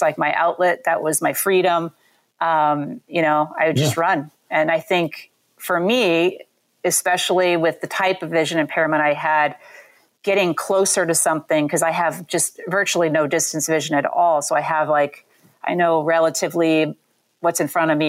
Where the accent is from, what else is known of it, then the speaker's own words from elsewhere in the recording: Southern California, United States; So I grew up in Southern California